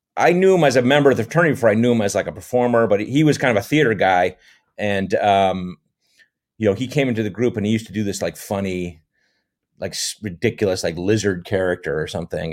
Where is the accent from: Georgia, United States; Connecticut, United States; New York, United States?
Connecticut, United States; West Haven; moved away as an adult; also born or lived in Thousand Oaks area, California; now in Thousand Oaks, United States; I grew up in Connecticut, West Haven, Connecticut, which is just west of New Haven, Connecticut